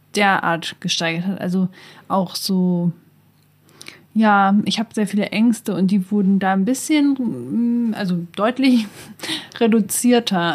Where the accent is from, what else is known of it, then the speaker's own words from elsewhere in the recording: Northern Germany, Germany; now in Hildesheim, Germany; Ich komme ja auch aus dem Norden